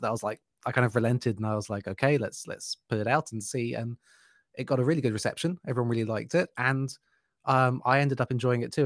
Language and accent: English; United Kingdom; now in Germany; I've really missed living in Germany and being a Brit